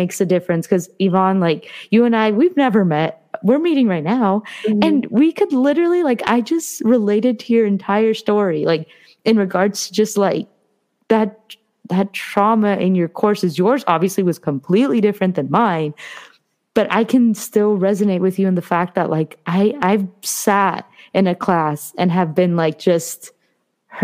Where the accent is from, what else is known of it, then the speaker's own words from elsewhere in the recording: Orange County, Southern California, United States; moved away; I've lived in SoCal my whole life, but I'm from Orange County